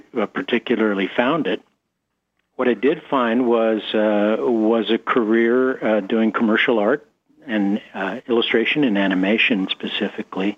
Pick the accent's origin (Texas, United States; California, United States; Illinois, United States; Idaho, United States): California, United States; San Diego; moved away; I grew up in San Diego, California